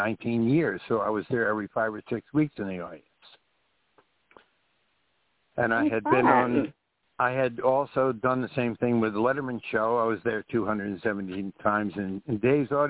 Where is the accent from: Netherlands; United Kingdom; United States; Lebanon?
United States; Carmel, New York; growing up in Carmel, from the time I was 16, I used to take the train to New York City